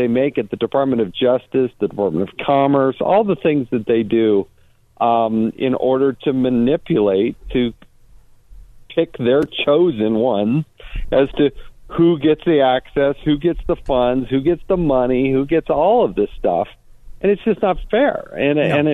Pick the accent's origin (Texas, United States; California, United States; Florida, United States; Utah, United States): Utah, United States; I'm from Utah.